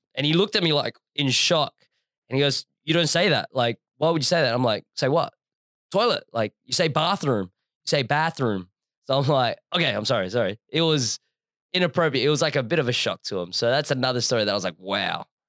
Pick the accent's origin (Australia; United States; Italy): Australia; Adelaide, South Australia; I grew up in Adelaide